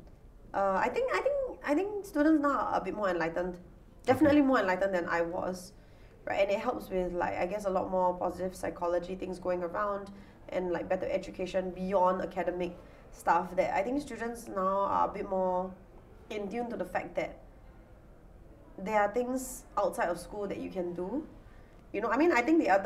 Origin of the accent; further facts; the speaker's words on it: Singapore; growing up in the Singapore school system